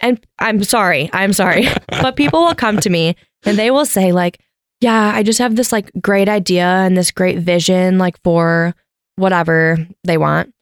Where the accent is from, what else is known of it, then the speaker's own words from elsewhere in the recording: Wisconsin, United States; moved away; also born or lived in Grand Rapids, Michigan; typical Wisconsin girl.